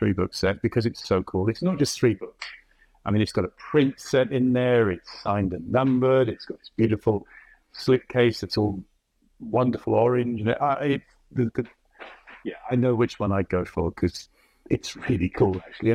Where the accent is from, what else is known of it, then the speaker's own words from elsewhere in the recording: England, United Kingdom; moved away as an adult; now in New York, United States; I'm English